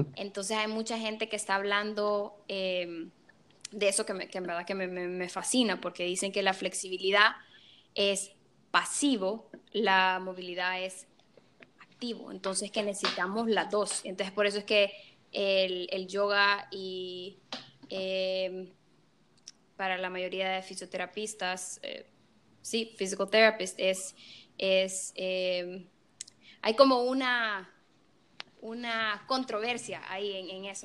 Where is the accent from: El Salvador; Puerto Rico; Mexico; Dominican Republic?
El Salvador; now in Chicago, United States; Yo soy salvadoreña, 100% y orgullosa de ser de Salvador. Eso, desde pequeña lo supe